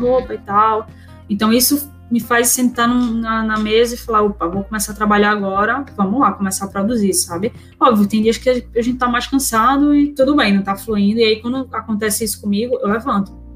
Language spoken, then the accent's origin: Portuguese; Recife, Pernambuco, Brazil; sou de Recife, Pernambuco, então é, nasci aqui, minha família toda é daqui